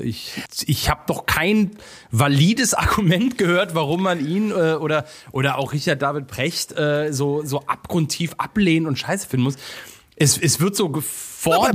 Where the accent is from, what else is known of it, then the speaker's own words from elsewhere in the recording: Cologne, North Rhine-Westphalia, Germany; ich bin ein Kölner äh, rheinisch rheinländisches Rich Kid